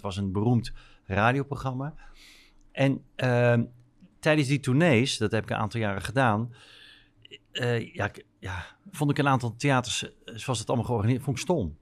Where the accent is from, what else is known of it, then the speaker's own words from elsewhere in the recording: North Brabant, Netherlands; moved away as an adult; also born or lived in Rotterdam; ik kom eigenlijk helemaal niet uit Rotterdam, ik kom eigenlijk uit Brabant, uit Schat.